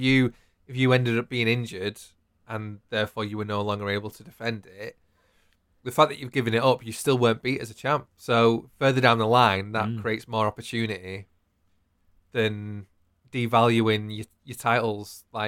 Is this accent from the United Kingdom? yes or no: yes; United Kingdom; We're British and we bloody love draws.